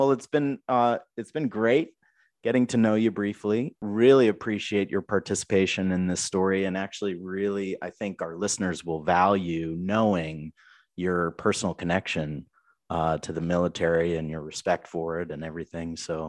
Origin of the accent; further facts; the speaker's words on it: Boston, Massachusetts, United States; So here's the deal. I grew up in Boston. I don't have an accent.